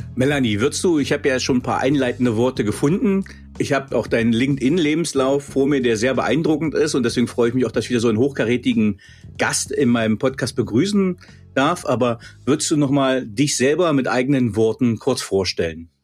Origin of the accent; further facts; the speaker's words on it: East Germany, Germany; Wir kommen ja nun beide, sind beide, ich, beide gebürtige DDR-Bürger